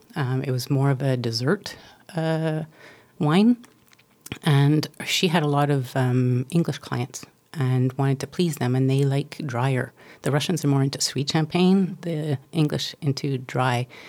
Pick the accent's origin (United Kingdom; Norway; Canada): Canada; I'm Canadian